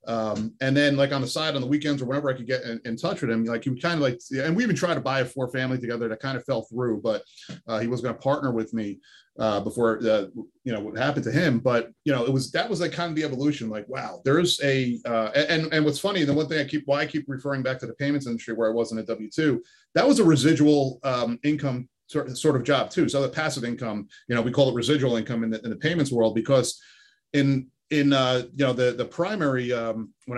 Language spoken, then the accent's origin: English; Bloomfield, New Jersey, United States; I grew up in apartments my whole life in Jersey. You know, I grew up in Bloomfield